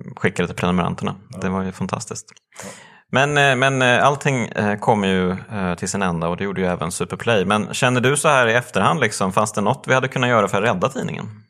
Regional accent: Motala, Östergötland, Sweden; jag är ju uppvuxen i Motala

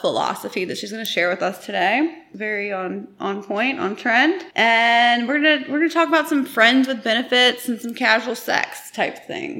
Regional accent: East Coast, United States; We're from the East Coast

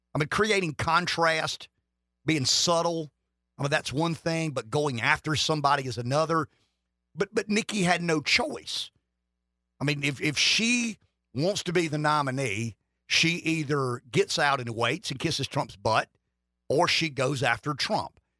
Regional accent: United States; I'm an American who grew up in the American century

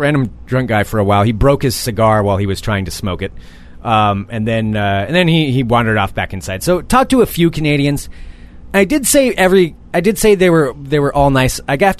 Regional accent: Portland, Oregon, United States; I'm from Portland.

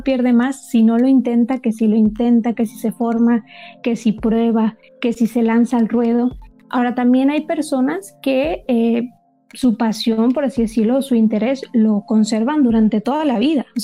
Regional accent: Monterrey, Nuevo León, Mexico; accent: norteña; also born or lived in Germany; Yo soy de México, soy de Monterrey. Lo que pasa es que ya no tengo acento como norteña porque viví esos cinco años en Alemania

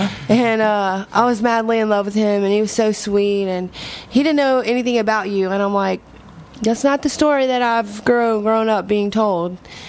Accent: Gonzales, Louisiana, United States; this girl that I grew up with in Gonzales, Louisiana.

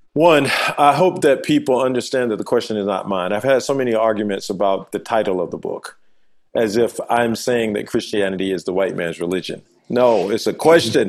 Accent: Manchester, Georgia, United States; moved away as an adult; I'm from a uh, little town called Manchester, Georgia, in deep south in uh, rural Georgia family of eight

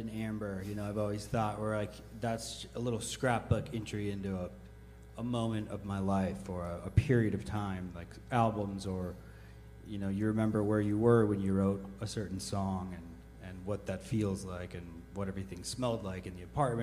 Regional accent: Montana, United States; I grew up in Montana

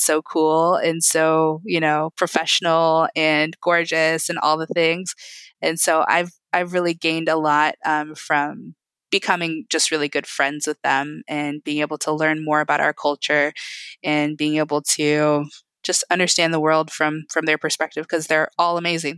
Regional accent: Indiana, United States; I was born here. I'm very Indiana.

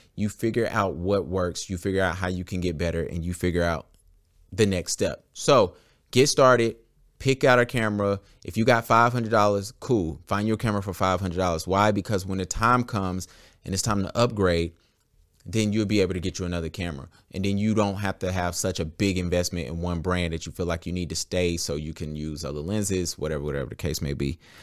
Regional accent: Charlotte, North Carolina, United States; I am a Charlotte photographer, born and raised in Charlotte in the Queen City

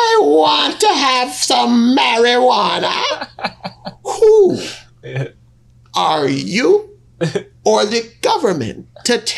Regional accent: Jamaica; as a Jamaican man, and I mean a real Jamaican man

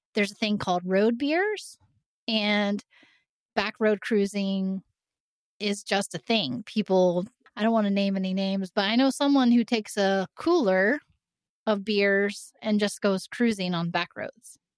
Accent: southeastern Indiana, United States; moved away; I grew up in a really small town in southeastern Indiana

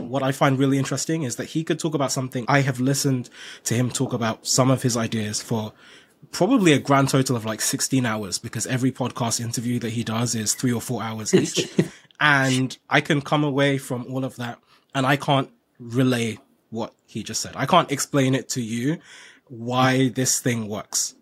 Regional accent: Nigeria; I'm from Nigeria

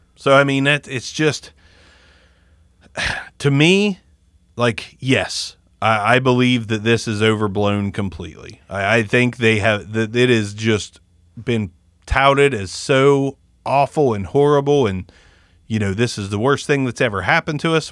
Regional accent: United States; we, as Americans, we, we are raised in this bubble

